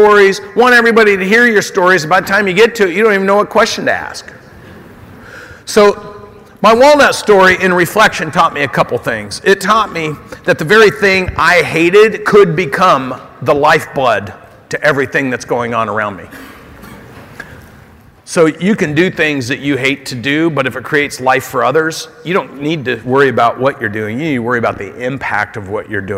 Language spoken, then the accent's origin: English; Oregon, United States; And I'm from Oregon